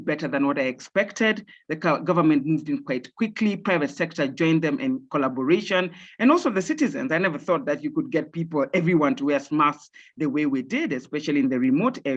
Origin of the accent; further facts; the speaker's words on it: Kenya; also born or lived in Zimbabwe / Germany; So I grew up in Kenya. Technically, I grew up in Kenya, but for my further education, I did leave the country